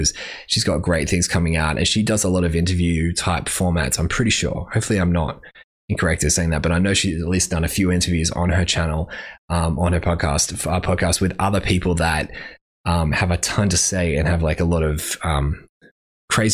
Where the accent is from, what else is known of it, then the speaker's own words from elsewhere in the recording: Brisbane, Queensland, Australia; because I'm from Brisbane, and therefore I kind of win